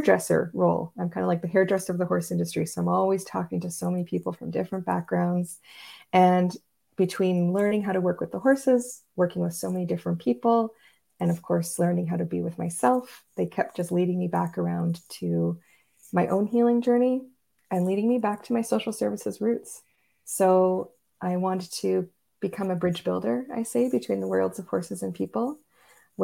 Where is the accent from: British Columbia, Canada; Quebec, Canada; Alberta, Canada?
Quebec, Canada; Montreal; now in Northern Ontario, Canada; I grew up in Montreal